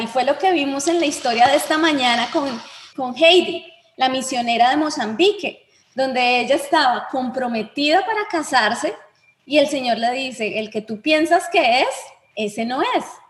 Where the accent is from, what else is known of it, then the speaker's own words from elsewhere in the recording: Bogotá, Colombia; Yo soy bogotana, ciudad fría